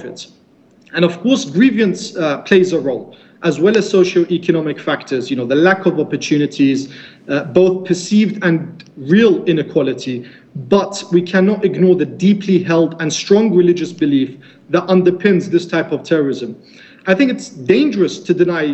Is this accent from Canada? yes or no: no; Najaf, Najaf Governorate, Iraq; my hometown of Najaf